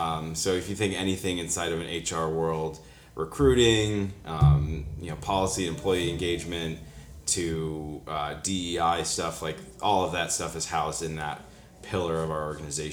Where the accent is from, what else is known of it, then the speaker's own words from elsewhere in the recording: Vermont, United States; moved away as an adult; also born or lived in Williamsport, Pennsylvania / Massachusetts; now in Pittsburgh, United States; I was born and raised in Vermont.